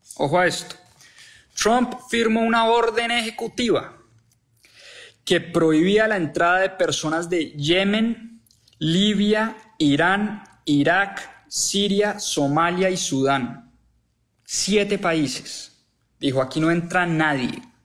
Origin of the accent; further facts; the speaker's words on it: Colombia; en Colombia